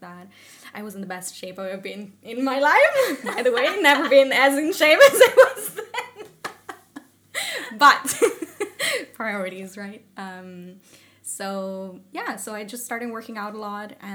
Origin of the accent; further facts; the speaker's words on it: Italy; moved away as an adult; now in Sweden; I'm originally from Italy and I moved here to Sweden because of a partner that I had